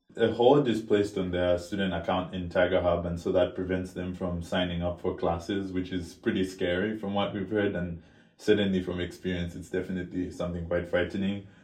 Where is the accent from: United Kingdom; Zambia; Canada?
Zambia; Lusaka, Lusaka Province; moved away as an adult; now in Princeton, United States; I'm a student born and raised in Lusaka, Zambia